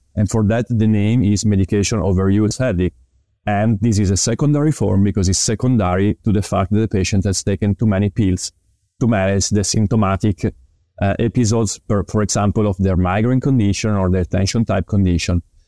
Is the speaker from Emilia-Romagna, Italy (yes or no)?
yes; Parma, Emilia-Romagna, Italy; English is a second language; also born or lived in Milan; I am a physical therapist born in Italy. I graduated in physical therapy in two thousand and seven in Parma University, which is actually my hometown.